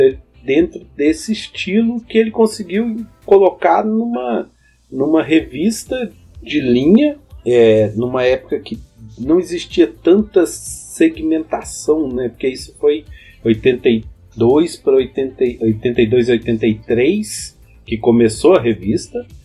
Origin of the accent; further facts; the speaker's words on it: Belo Horizonte, Minas Gerais, Brazil; eu sou de Belzonte, não saio daqui não